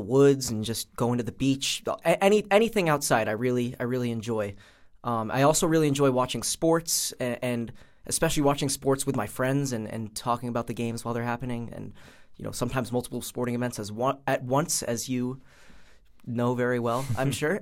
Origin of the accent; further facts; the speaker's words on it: Pawtucket, Rhode Island, United States; I am from Pawtucket, Rhode Island.